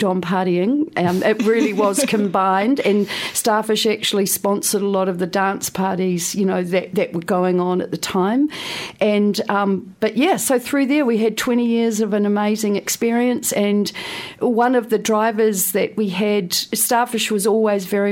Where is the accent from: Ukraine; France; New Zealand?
New Zealand; Wainuiomata, Wellington; moved away; also born or lived in London; I was a girl from Wainui Omata. I couldn't wait to get as far away from my beautiful hometown as possible.